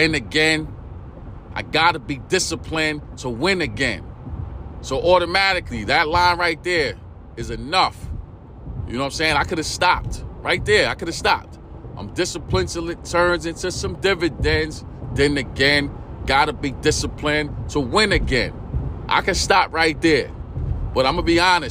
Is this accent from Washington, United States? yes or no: no; New York City, New York, United States; that's where I'm from, East New York, Brooklyn